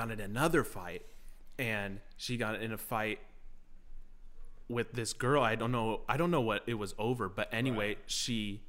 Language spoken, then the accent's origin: English; San Dimas, California, United States; born there; To answer your question, I was born in San Dimas, California.